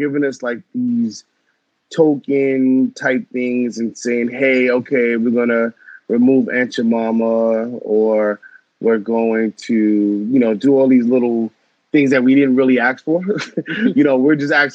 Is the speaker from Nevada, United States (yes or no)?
no; Long Island, New York, United States; also born or lived in Norwalk, Connecticut / Brooklyn, New York; I grew up on Long Island